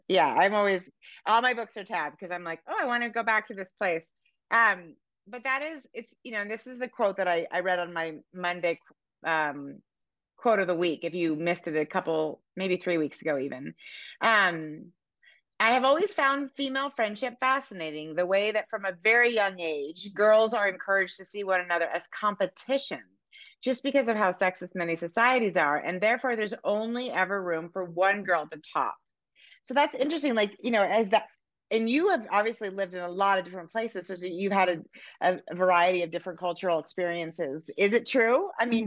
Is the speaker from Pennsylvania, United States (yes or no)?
no; Oakland, California, United States; now in Montana, United States; I grew up in um in Oakland, in Oakland Hills.